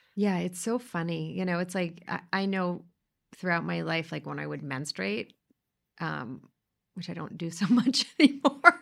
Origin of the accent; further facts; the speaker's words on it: New York City, New York, United States; we grew up in the same place in similar circles